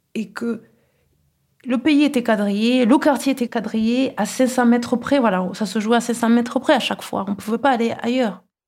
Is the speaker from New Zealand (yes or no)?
no; Kigali, Rwanda; now in Toulouse, France; Nous avons grandi à Kigali dans un climat familial euh, très doux